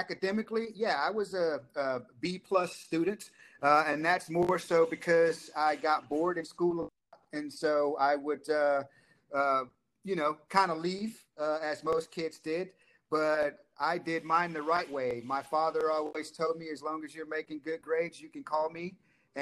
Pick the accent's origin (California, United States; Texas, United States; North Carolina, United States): Texas, United States; Dallas; I grew up in Dallas, Texas